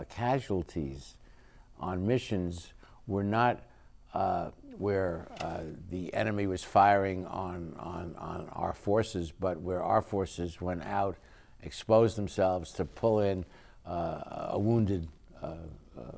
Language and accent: English; New York, United States; moved away as an adult; now in Long Beach, United States; I'm still a New Yorker that moved to Long Beach.